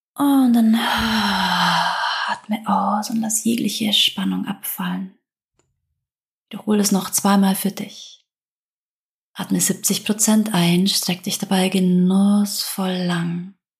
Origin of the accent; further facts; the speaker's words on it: Southern Germany, Germany; accent: southern German dialect; Ich komme aus Süddeutschland, vielleicht hörst du es an meinem Dialekt